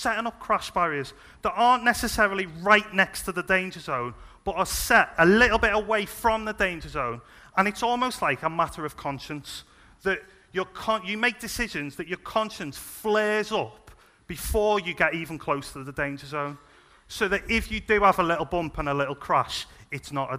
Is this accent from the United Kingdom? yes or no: yes; Liverpool, North West England, United Kingdom; moved away; I'm originally from Liverpool, as you can probably tell.